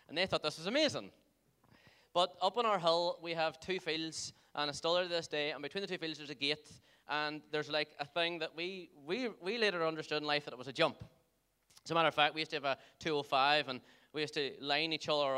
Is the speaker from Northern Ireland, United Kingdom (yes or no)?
yes; Dunamanagh, Northern Ireland, United Kingdom; I grew up in Dunamana, and everybody say Dunamana